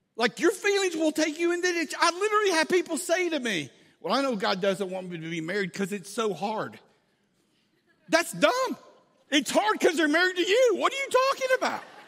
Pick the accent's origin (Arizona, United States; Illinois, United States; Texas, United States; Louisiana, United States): Texas, United States; Angleton; a little town in South Texas called Angleton, Texas, fifteen minutes from the beach. This is my hometown. It's where I grew up